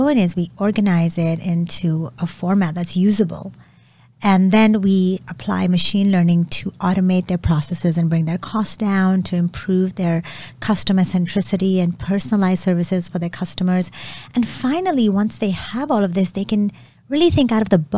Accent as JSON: {"language": "English", "town": "Lahore", "region": "Punjab", "country": "Pakistan", "tie": "born or raised there", "said": "I was born in Pakistan, in Lahore, and I grew up in a very intellectually liberal household."}